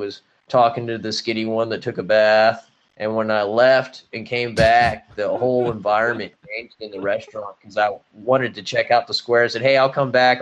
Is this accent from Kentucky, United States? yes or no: yes; Kentucky, United States; now in Arizona, United States; I'm in Arizona, you know. I'm from Kentucky.